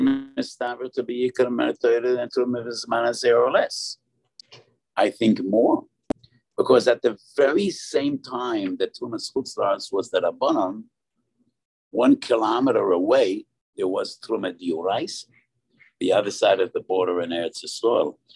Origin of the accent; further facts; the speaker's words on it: New York, United States; I was born in the East Side, and we were neighbors with the Moshe Feinstein